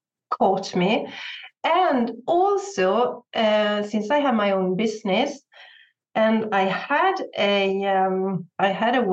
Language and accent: English; Sweden; I'm from Sweden. So I live in Sweden with my husband and I have 3 sons